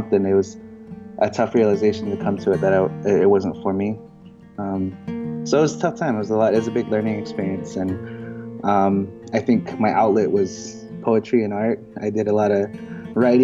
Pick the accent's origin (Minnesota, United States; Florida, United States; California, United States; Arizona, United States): Arizona, United States; Holbrook; I'm Navajo. I'm from Northern Arizona. More specifically, I'm from Holbrook, AZ